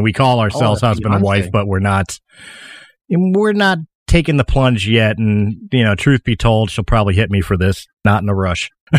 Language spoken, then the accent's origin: English; Philadelphia, Pennsylvania, United States; I was born in 1977 at the Philadelphia Naval Hospital. Yes, ladies and gentlemen, it wasn't a gimmick. I'm actually from Philadelphia.